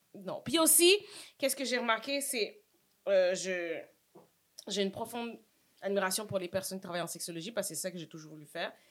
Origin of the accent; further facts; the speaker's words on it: Montreal, Quebec, Canada; Saint-Michel in the house. J'ai grandi là. Je suis née là.